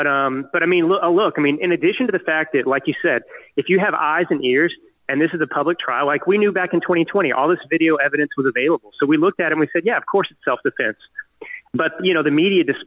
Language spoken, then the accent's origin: English; United States; us freedom-loving Americans